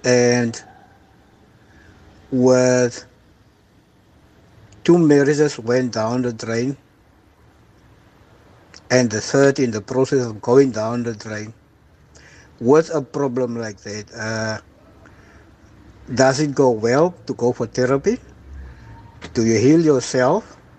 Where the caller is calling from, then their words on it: Cape Town, Western Cape, South Africa; I am from Holbeck, Cape Town.